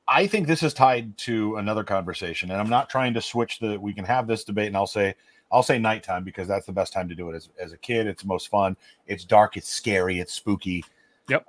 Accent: Omaha, Nebraska, United States; I, grew up in Omaha in the, in the early 90s.

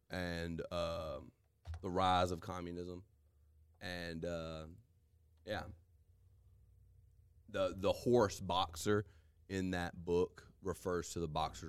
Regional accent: United States; We're American.

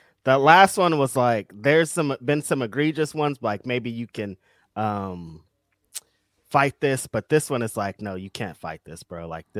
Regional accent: Bakersfield, California, United States; I'm from Bakersfield, and there was a suburb, Oildale, where meth is

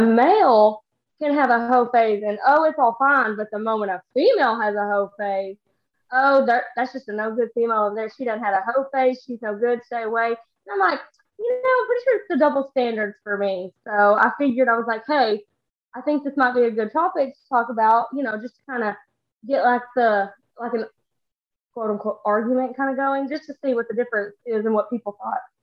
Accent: Texas, United States; I'm from Texas

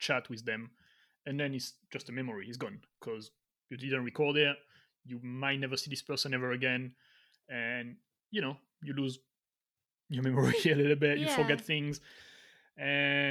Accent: France; moved away; also born or lived in Miami / Australia / England; From France

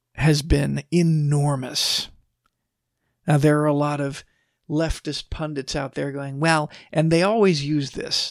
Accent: Texas, United States; I'm from Texas.

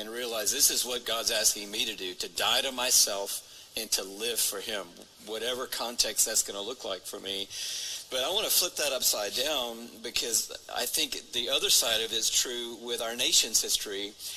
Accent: Atlanta, Georgia, United States; allowed me to grow up in Atlanta

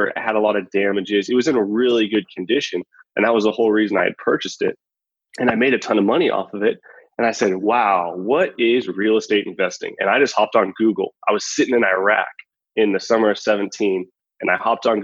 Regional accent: a little town just outside of Wichita, Kansas, United States; moved away; originally from Kansas, born and raised in a little town just outside of Wichita

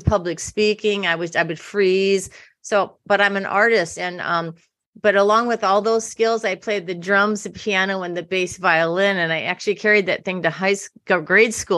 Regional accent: Iowa, United States; also born or lived in New York City; now in California, United States; I grew up in a small town in Iowa

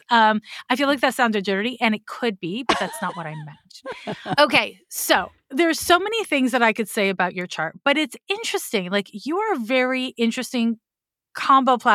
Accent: Montreal, Quebec, Canada; a person from Montreal.

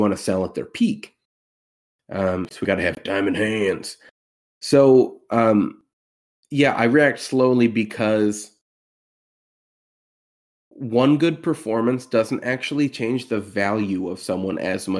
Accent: Philadelphia, Pennsylvania, United States; I'm from Philly, seen him live twice.

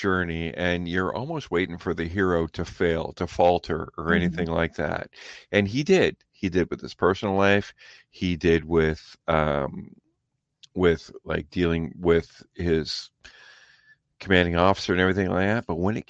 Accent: Canada; I'm Canadian.

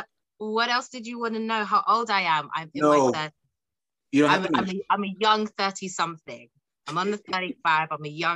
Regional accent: London, United Kingdom; Yes, you know, London, UK, South London.

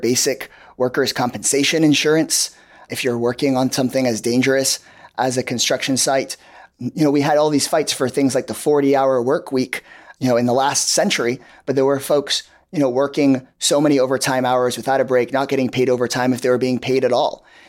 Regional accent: Austin, Texas, United States; coming back to Austin, coming back to my home state of Texas

